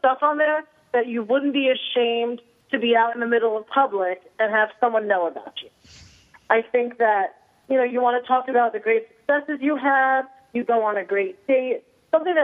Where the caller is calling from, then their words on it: New Jersey, United States; I am calling you from beautiful, sunny New Jersey.